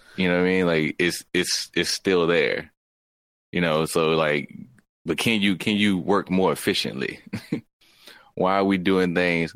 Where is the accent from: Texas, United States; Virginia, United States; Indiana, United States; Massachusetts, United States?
Virginia, United States; I'm VA